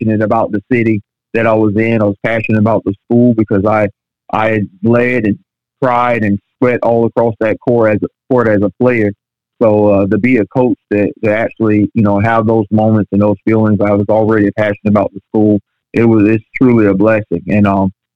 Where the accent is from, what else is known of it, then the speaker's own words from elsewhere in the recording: St. Petersburg, Florida, United States; I'm born and raised in St. Petersburg